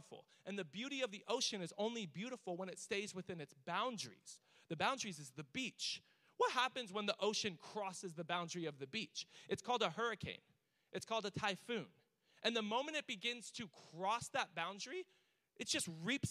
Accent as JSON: {"language": "English", "country": "United States", "said": "I'm American"}